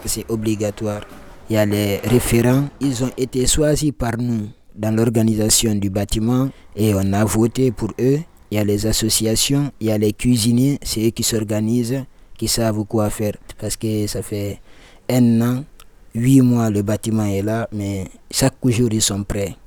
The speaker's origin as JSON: {"language": "French", "country": "Guinea", "also_born_or_lived": "Libya", "moved": "as an adult", "lives_now": "Lyon, France", "said": "je viens de la Guinée-Conakry. Donc en un seul mot, je suis guinéen et ça fait deux ans, trois mois je suis en France"}